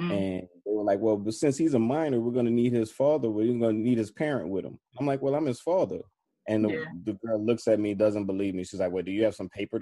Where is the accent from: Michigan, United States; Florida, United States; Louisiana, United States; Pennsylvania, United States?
Louisiana, United States; New Orleans; also born or lived in Atlanta, Georgia; I was born in Atlanta. I was raised in New Orleans, though. New Orleans is my home.